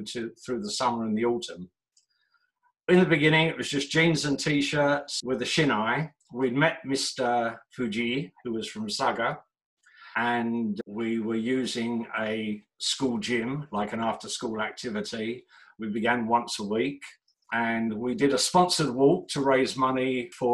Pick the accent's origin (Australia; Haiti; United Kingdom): United Kingdom; London; moved away as an adult; now in Japan; I'm from London, England, and growing up in the 60s and 70s